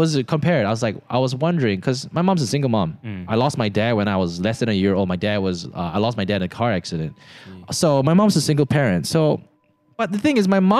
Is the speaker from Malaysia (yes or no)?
yes; Subang Jaya, Selangor, Malaysia; I grew up in Subang